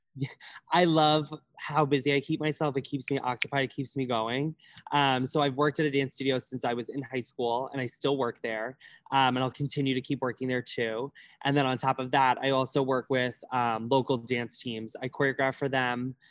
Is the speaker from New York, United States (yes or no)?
yes; Holbrook, New York, United States; I am from Long Island, New York, like more specifically Suffolk County, Holbrook